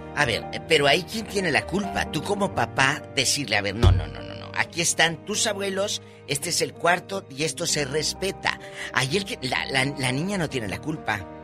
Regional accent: Matamoros, Tamaulipas, Mexico; Matamoros, Tamaulipas, mi tierra querida

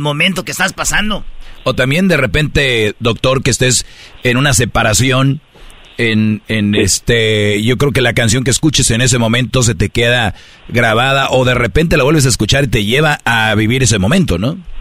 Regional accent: Mexico; nosotros somos de México

